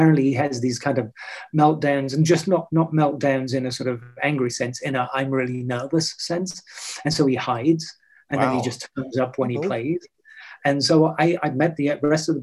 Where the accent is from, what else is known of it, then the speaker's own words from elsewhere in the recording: England, United Kingdom; now in Los Angeles, United States; being English